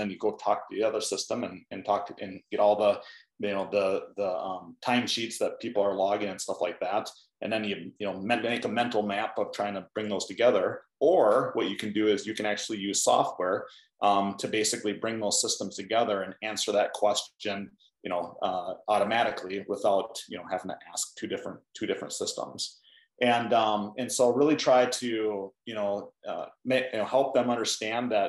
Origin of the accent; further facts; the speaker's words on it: Hayward, Minnesota, United States; I grew up in a small farming community in southern Minnesota. The name of the town is Hayward, not Hayward, Wisconsin, but Hayward, Minnesota.